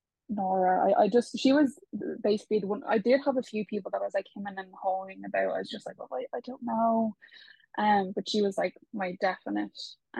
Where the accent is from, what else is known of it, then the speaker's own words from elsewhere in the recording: Spain; born there; I was actually, let's not go into it, but I was born in Spain. It's a big spiel.